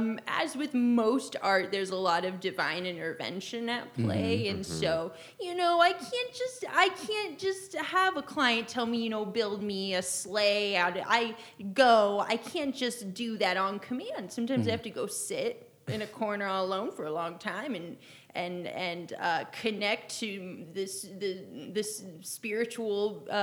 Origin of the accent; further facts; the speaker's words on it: Idaho, United States; I'm from Idaho. I've lived in Idaho most of my life. Mm-hmm. But I've not left the U.S. in my life